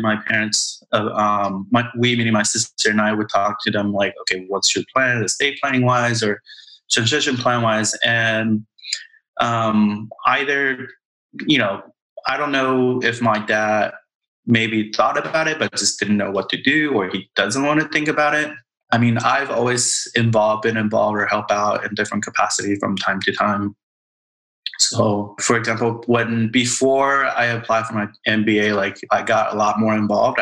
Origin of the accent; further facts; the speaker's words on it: Taiwan; moved away; we grew up in Taiwan.